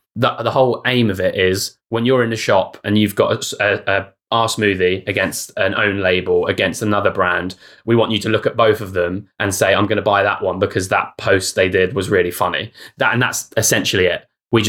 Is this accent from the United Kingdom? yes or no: yes; United Kingdom; We're not like social snarky. We're British passive aggressive.